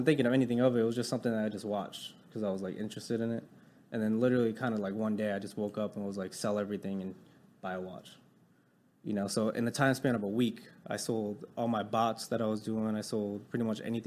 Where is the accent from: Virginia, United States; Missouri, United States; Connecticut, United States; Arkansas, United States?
Connecticut, United States; moved away as an adult; now in Dallas, United States; I'm 27 years old. I'm from Connecticut